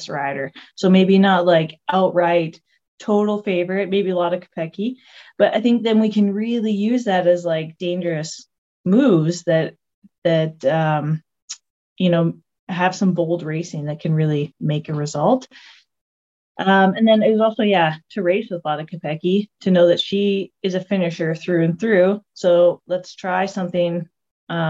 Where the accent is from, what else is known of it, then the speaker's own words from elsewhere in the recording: Alberta, Canada; moved away as an adult; also born or lived in Vancouver, British Columbia; I'm from a small little town in Canada, Alberta, Canada.